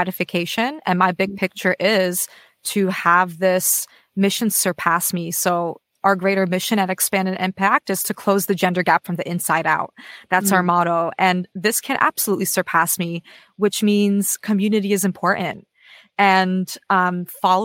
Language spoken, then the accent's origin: English; United States; now in Australia; I'm an American based in Australia at the moment